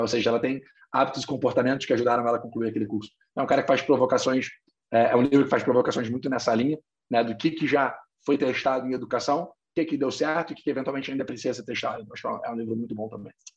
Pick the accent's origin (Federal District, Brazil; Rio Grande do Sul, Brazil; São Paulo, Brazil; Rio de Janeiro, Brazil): Rio de Janeiro, Brazil; Eu sou carioca, formado em economia aqui é, pela PUC Rio